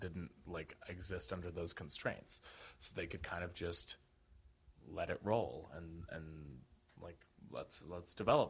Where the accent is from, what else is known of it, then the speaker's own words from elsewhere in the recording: United States; I grew up here in the United States.